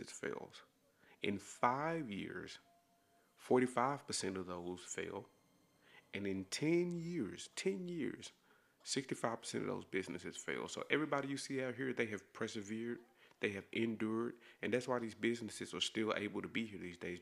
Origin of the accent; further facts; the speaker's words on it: DeSoto, Texas, United States; I'm from DeSoto, Texas. It's a suburb of Dallas, Texas.